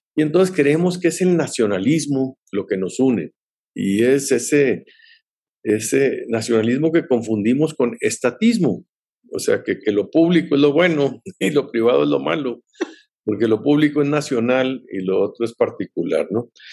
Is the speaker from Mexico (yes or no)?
yes; Mexico